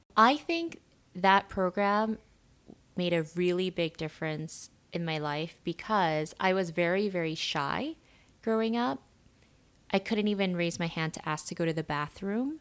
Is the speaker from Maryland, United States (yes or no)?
no; New York, United States; also born or lived in South Korea; when I was growing up in New York